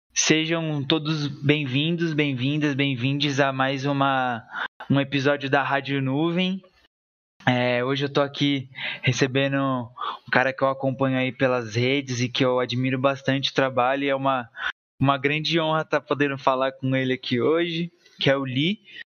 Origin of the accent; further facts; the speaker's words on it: São Bernardo do Campo, São Paulo, Brazil; eu sou daqui de São Bernardo